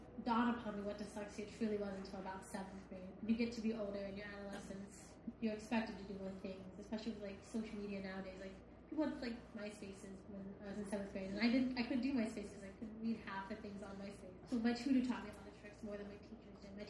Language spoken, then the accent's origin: English; Columbus, Ohio, United States; I'm from Columbus, Ohio